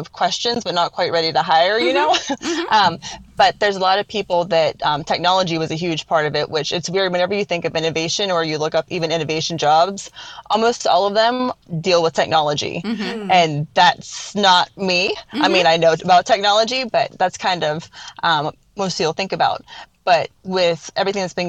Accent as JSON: {"language": "English", "region": "East Coast", "country": "United States", "moved": "as an adult", "lives_now": "Midwest, United States", "said": "I'm from the East Coast"}